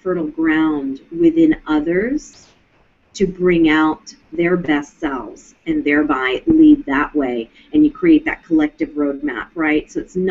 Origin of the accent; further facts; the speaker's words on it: Mount Vernon, Virginia, United States; I would see my father meditating on the banks of the Potomac River in Mount Vernon, where I grew up out in Virginia